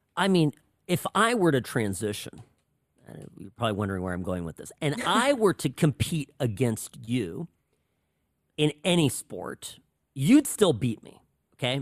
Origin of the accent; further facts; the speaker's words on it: California, United States; first language Czech; English is a second language; also born or lived in Pennsylvania; we both grew up in California